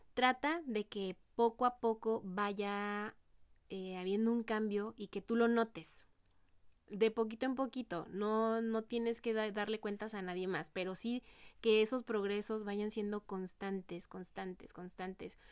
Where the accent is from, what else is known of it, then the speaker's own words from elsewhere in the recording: Mexico; como mexicanos no tenemos ese hábito eh, de ahorrar